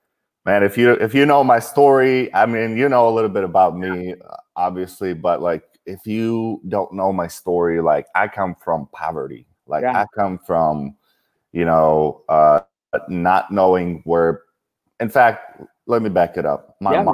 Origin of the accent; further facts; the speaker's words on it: Kyiv, Ukraine; moved away; I grew up in Kiev, Ukraine.